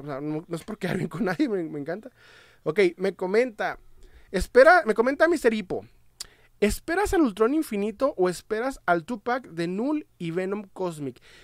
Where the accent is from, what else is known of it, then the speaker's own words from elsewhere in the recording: Ciudad Juárez, Chihuahua, Mexico; Soy de eh, Ciudad Juárez, Chihuahua, México